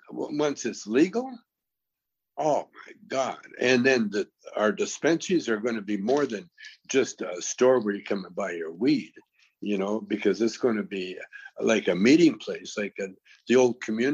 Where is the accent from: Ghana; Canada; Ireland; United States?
Canada; See, I'm from Canada, and in Canada we're kind of like a socialist country, mm-hmm.